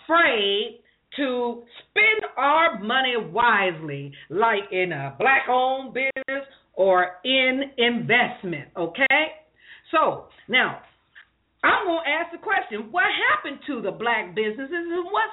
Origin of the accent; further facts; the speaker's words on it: Columbus, Ohio, United States; now in Moreno Valley, United States; I'm not from California, even though I live here. I'm representing California and Columbus, Ohio.